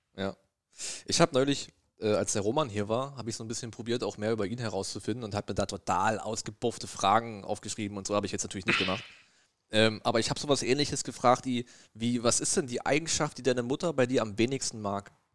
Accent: East Germany, Germany; ich bin ja ein Ossi

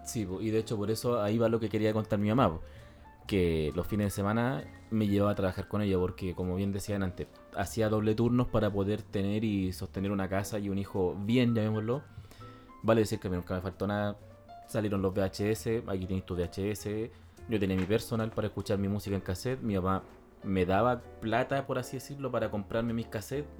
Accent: Santiago, Santiago Metropolitan Region, Chile; nos fuimos de Renca

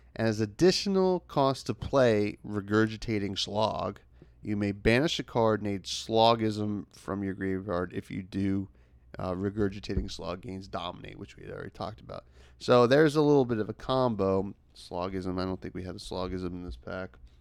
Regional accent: United States; the United States, which, uh, you know, my home country

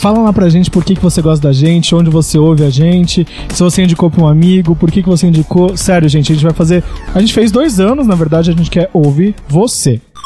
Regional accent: Praia Grande, São Paulo, Brazil; also born or lived in Santos; eu sou de Santos, nasci em Santos, mas morei minha vida toda em Praia Grande, no litoral de São Paulo

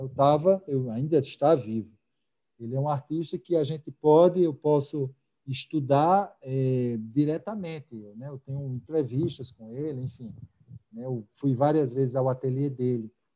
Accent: Natal, Rio Grande do Norte, Brazil; moved away as an adult; also born or lived in Rio de Janeiro; eu sou natalense, né, eu morei muito tempo fora, mas sou daqui, e cresci

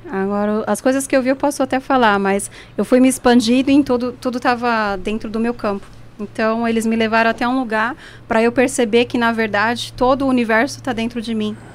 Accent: Brazil; born or raised there; now in Switzerland

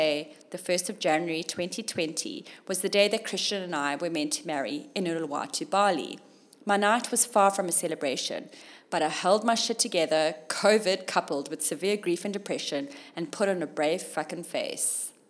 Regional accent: Zimbabwe; born there; when I told him I was born in Zim.

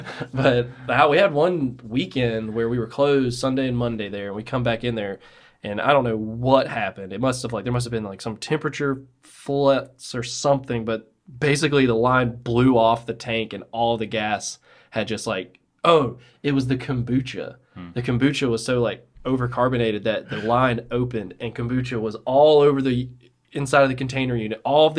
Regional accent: Birmingham, Alabama, United States; I've only ever lived in Birmingham.

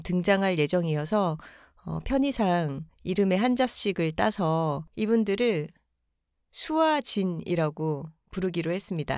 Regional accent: Busan, South Korea; now in Seoul, South Korea; 저희는 부산에 어린 시절에 살았기 때문에

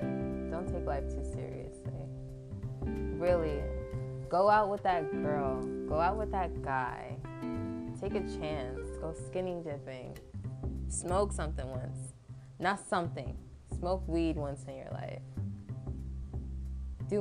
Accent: New York, United States; I'm also from New York

